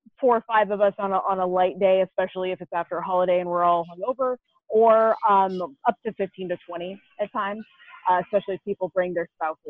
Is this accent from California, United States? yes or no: no; Lima, Ohio, United States; now in Missoula, United States; I was actually born in Lima, Ohio, which is a little bit northwest of Cleveland area.